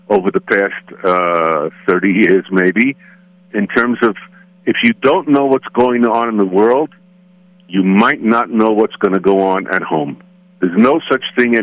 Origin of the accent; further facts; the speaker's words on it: United States; as I would speak as an American